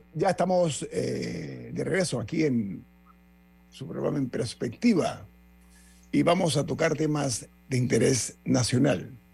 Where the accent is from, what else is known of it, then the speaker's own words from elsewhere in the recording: Panama; mi dignidad como panameño